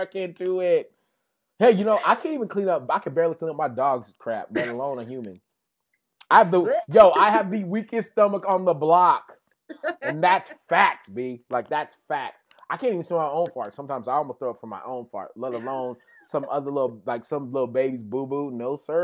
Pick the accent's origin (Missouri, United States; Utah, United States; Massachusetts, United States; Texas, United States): Texas, United States; West; accent: thick Texas twang; we have such a thick Texas twang in West Texas, where I'm from